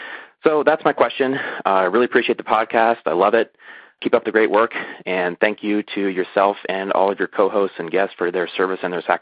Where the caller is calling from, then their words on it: Las Vegas, Nevada, United States; I'm calling you from Las Vegas, Nevada, nearby Nellis Air Force Base.